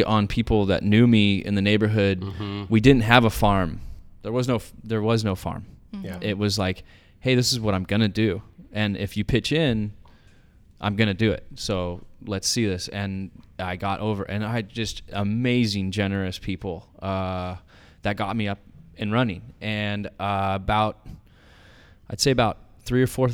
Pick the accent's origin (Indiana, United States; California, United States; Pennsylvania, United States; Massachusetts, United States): California, United States; Oceanside; I'm from Oceanside.